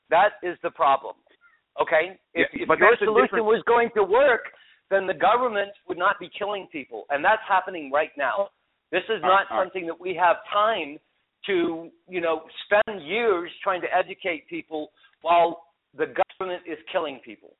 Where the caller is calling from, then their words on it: Colorado, United States; I'm in Colorado.